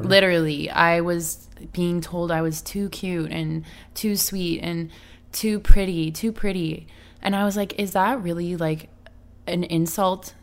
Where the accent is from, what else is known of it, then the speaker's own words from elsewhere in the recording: Canada; now in Los Angeles, United States; I'm from Canada, so I'm still in L A. I'm, like, you know, I'm not from here